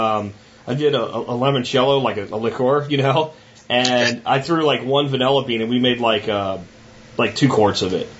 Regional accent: Pennsylvania, United States; now in Texas, United States; I live in Texas now, but I grew up in Pennsylvania

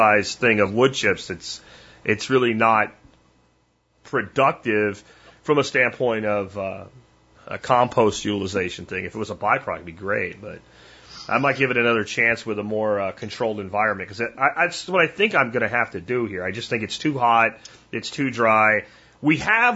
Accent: Pennsylvania, United States; now in Texas, United States; I grew up in Pennsylvania

